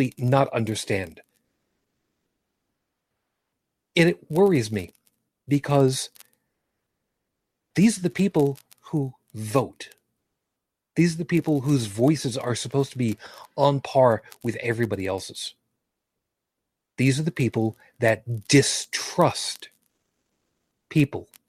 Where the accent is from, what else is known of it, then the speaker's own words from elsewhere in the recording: New York, United States; I grew up in New York, one of these elitist, snob, intellectualist, northeastern states